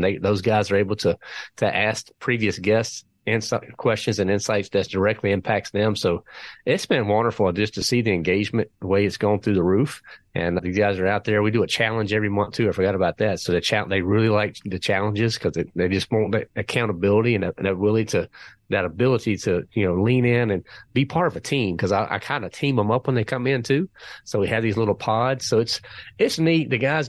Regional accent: North Carolina, United States; I know I sound like I'm from Jersey, but believe it or not, I'm from North Carolina.

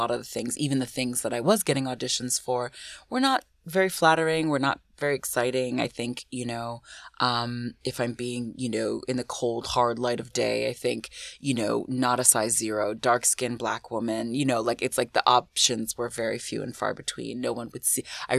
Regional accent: United States; also born or lived in Ghana; I was born in the States. Yeah. I was born in the States. I'm a dual citizen, but I was born in the States.

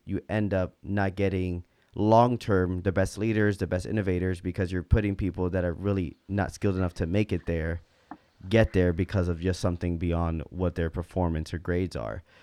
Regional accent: United States; all three of us were, um, growing up in American culture

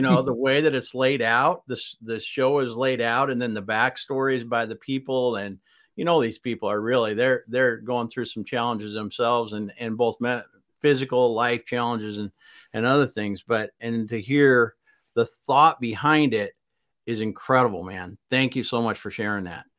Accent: South Dakota, United States; the state where we grew up in South Dakota

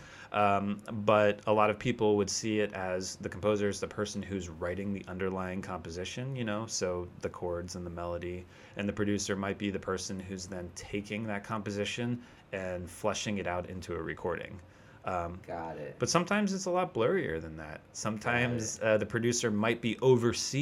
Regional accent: the Poconos, Pennsylvania, United States; moved away as an adult; also born or lived in New York City; now in California, United States; I grew up in the Poconos, which is like kind of a resort area in Pennsylvania

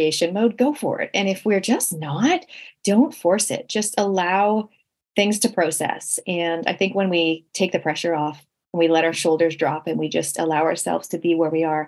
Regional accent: Canada; now in New Zealand; growing up in Canada, we literally had no relatives

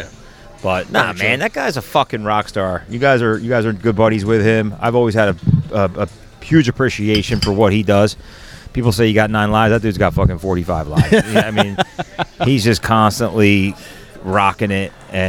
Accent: Southampton, Pennsylvania, United States; I grew up in the Centennial School District, like William Tennant.

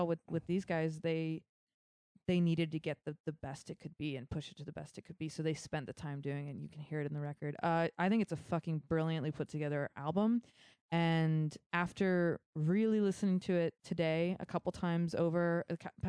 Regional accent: Concord, California, United States; I grew up in Concord, and yeah, it's we're all family here in the Bay

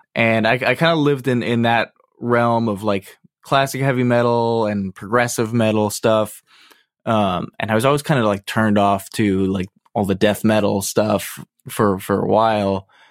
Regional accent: Massachusetts, United States; I grew up right around here, actually. I, I've been staying put

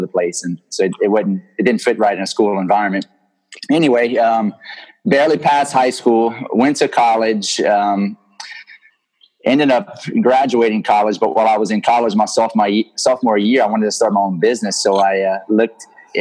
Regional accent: Lafayette, Louisiana, United States; I'm from Lafayette, Louisiana

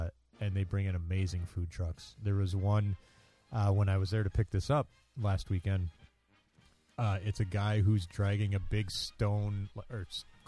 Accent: Merrill, Wisconsin, United States; In Merrill, Wisconsin, my hometown

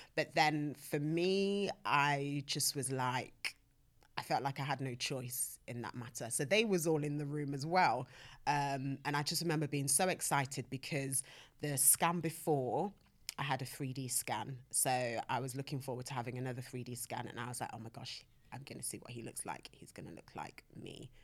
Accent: Nottingham, East Midlands, United Kingdom; now in London, United Kingdom; I'm from Nottingham

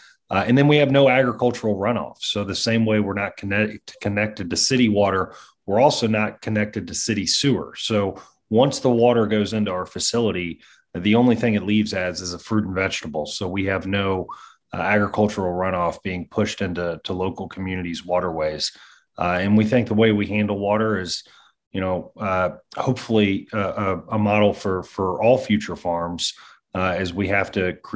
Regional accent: Kentucky, United States; I'm from Kentucky

